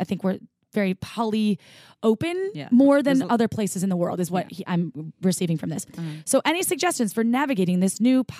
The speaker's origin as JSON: {"language": "English", "town": "Bristol", "region": "South West England", "country": "United Kingdom", "said": "So I'm from Bristol in UK."}